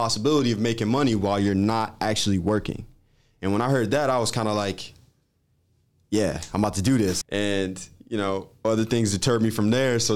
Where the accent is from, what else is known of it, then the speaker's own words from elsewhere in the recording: Twinsburg, Ohio, United States; also born or lived in Cleveland, Ohio; I'm from Twinsburg, Ohio, Cleveland, Ohio, originally born and raised.